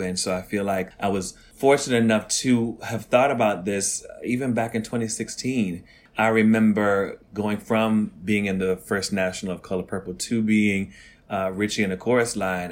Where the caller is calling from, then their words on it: New York City, New York, United States; I'm calling from Harlem, New York City